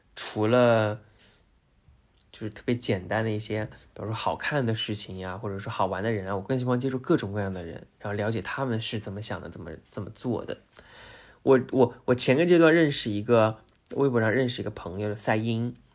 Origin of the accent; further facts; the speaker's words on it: Zhejiang, China; 因为我是浙江人嘛，然后生活在杭州